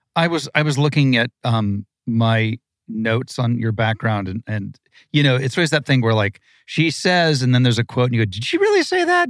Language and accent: English; Malibu, California, United States; also born or lived in Ohio; I grew up in Malibu in the seventies